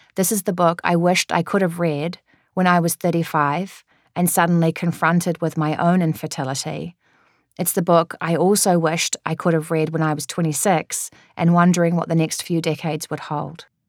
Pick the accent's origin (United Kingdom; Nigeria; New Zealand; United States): New Zealand; moved away; I'm a New Zealander